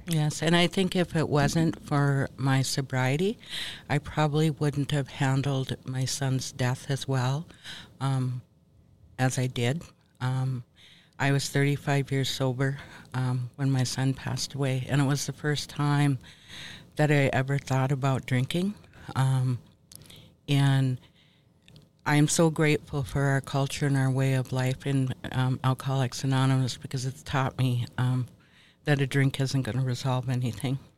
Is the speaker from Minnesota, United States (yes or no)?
yes; Minnesota, United States; moved away as an adult; also born or lived in Ontario, Canada; now in Bad River, United States; I was um, born and raised here in Minnesota. Um, spent most of my life, um, young life, in Minnesota